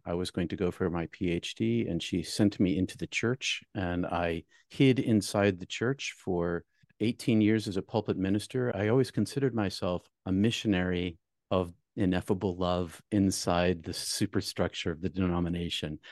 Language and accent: English; New England, United States; I'm from New England